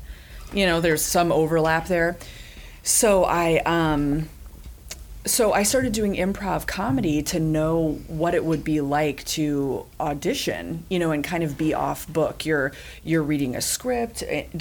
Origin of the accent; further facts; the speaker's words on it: Gainesville, Florida, United States; I'm actually from Gainesville, born and raised